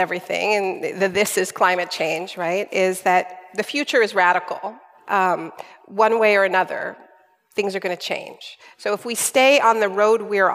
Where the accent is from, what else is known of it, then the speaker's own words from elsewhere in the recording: Canada; I'm Canadian